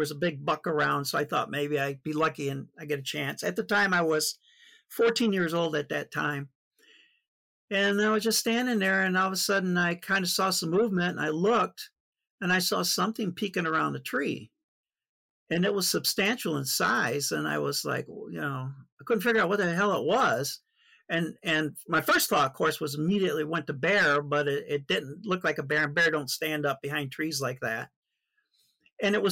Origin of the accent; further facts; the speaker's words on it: Lansing, Michigan, United States; also born or lived in Flint, Michigan; I was born in Flint, Michigan, spent my whole life in Flint, in Michigan. Pretty much grew up in the Lansing area, the capital.